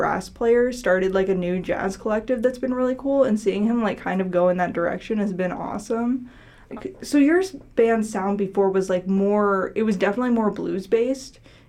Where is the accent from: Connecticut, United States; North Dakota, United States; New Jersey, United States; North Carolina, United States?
North Dakota, United States; now in Chicago, United States; Because I'm from North Dakota